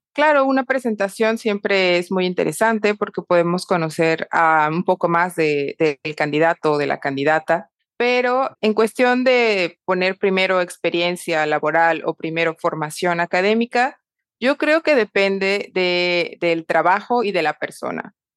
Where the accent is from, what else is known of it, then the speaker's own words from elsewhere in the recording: Mexico; also born or lived in Panama / France / Madrid, Spain; now in Panama City, Panama; soy mexicana y ahora vivo en Panamá